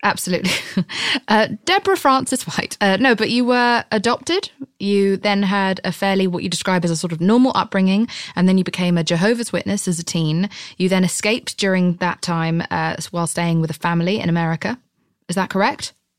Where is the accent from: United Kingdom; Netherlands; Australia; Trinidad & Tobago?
United Kingdom; I'm British